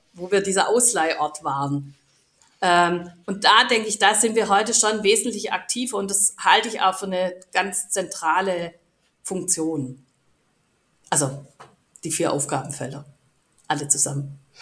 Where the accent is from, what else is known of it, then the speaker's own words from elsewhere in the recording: Stuttgart, Baden-Württemberg, Germany; als Stuttgarter